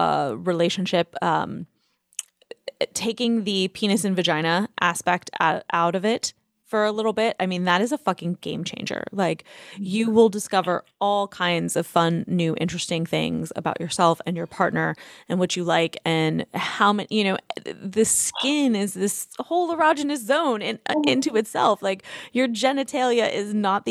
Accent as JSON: {"language": "English", "region": "New York", "country": "United States", "tie": "born or raised there", "also_born_or_lived": "California", "moved": "yes", "lives_now": "Nashville, United States", "said": "I grew up in New York on Broadway"}